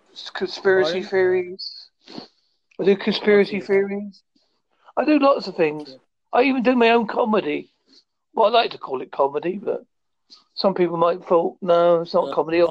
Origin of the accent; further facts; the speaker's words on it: Holsley, South West England, United Kingdom; Yes, I am from Holsley, which is in Devon, United Kingdom.